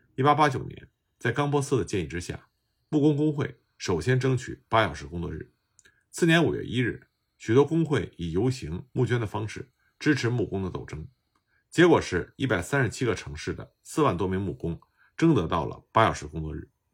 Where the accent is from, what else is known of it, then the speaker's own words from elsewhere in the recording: China; 我们中国人所熟知的五一劳动节